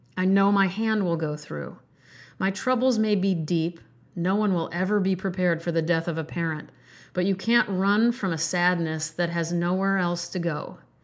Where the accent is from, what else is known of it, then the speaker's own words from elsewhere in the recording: Omaha, Nebraska, United States; North Omaha, which, by the way, is my birthplace. I grew up in North Omaha